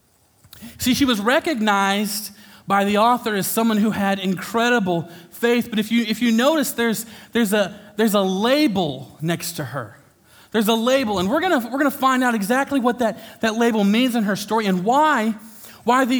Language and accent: English; Sullivan, United States; moved away; I grew up in Sullivan, and my heart is always going to be here